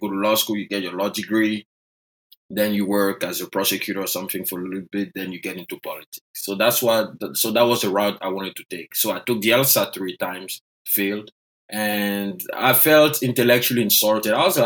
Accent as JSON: {"language": "English", "country": "Côte d’Ivoire", "tie": "born or raised there", "first_language": "French", "second_language": "English", "moved": "as an adult", "lives_now": "United States", "said": "I was born and raised in Côte d'Ivoire."}